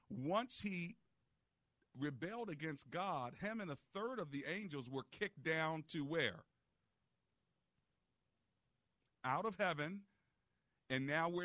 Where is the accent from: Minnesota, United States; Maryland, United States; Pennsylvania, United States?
Maryland, United States; Hyattsville; I grew up in Hyattsville for a while